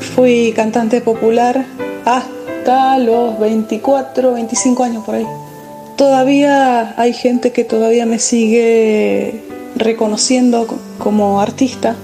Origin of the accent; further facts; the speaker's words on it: San Juan, Argentina; soy de Argentina, provincia de San Juan